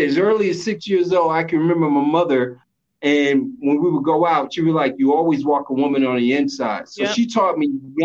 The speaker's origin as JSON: {"language": "English", "town": "New York City", "region": "New York", "country": "United States", "tie": "born or raised there", "also_born_or_lived": "the South", "said": "I grew up in New York City."}